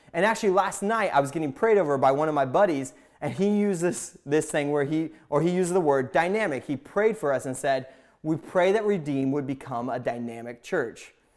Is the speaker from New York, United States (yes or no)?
no; Indiana, United States; moved away; also born or lived in Pacific Northwest; I grew up in a small town in Indiana